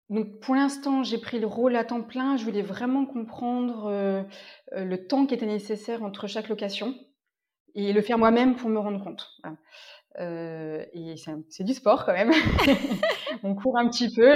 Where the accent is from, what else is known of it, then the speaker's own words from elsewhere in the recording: Orléans, Centre-Val de Loire, France; moved away as an adult; also born or lived in Compiègne / Paris / Normandy / Ardèche; je suis née à Orléans, en région centre